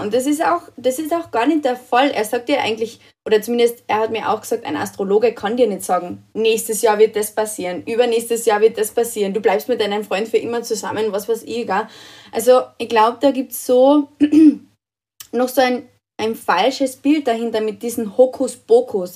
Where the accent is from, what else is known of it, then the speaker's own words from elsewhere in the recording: Austria; bei uns in Österreich